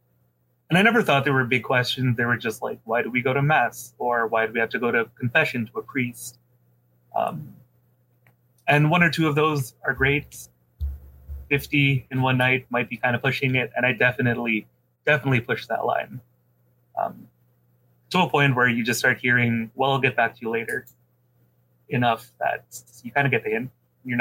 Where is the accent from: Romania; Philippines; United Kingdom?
Philippines; I'm a Filipino